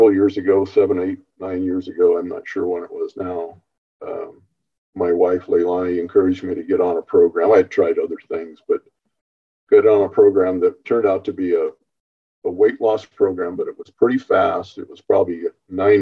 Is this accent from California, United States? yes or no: yes; Northern California, United States; born and raised in Northern California